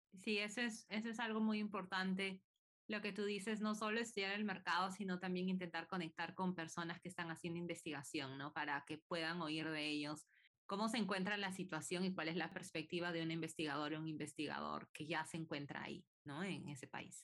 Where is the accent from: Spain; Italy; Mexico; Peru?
Peru; now in United States; yo sigo en Estados Unidos y, soy de Perú también